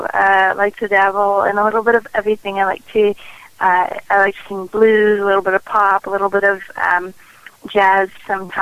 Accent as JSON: {"language": "English", "town": "Nashville", "region": "Tennessee", "country": "United States", "tie": "born or raised there", "said": "I am born and raised in Nashville, Tennessee, and I'm very proud and very honored to call that place my home."}